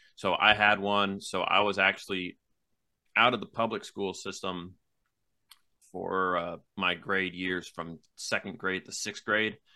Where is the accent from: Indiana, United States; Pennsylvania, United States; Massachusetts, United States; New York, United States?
Massachusetts, United States; Mattapoisett; also born or lived in Wareham, Massachusetts / New Bedford area, Massachusetts; I was born in Wareham, Massachusetts, and then I was raised a couple towns over in Mattapoisett, um, where I spent pretty much most of my life